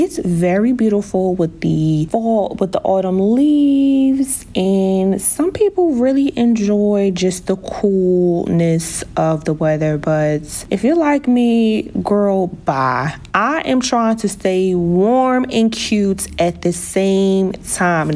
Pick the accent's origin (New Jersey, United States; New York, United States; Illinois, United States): New Jersey, United States; also born or lived in Miami / Las Vegas; I am from New Jersey. I've been born and raised in New Jersey